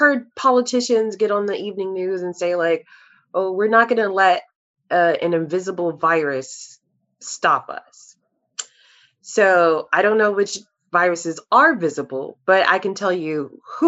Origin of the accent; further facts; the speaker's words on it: Chicago, Illinois, United States; now in Texas, United States; I'm also originally from Chicago, living in Texas now